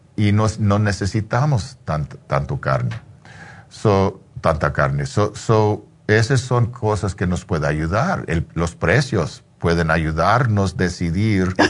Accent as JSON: {"language": "Spanish", "country": "Mexico", "said": "Como mexicano"}